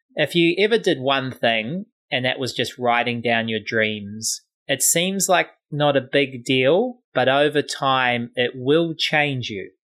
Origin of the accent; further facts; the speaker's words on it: New Zealand; I'm from New Zealand